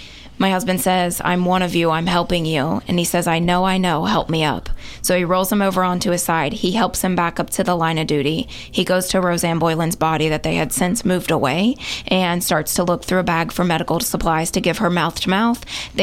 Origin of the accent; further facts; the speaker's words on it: Kingston, Tennessee, United States; No, a little bit further, about Kingston area.